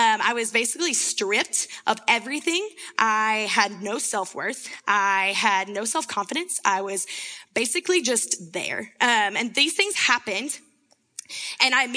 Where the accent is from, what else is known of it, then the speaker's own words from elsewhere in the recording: Winchester, Tennessee, United States; moved away as an adult; now in Seattle, United States; I'm actually from Winchester, Tennessee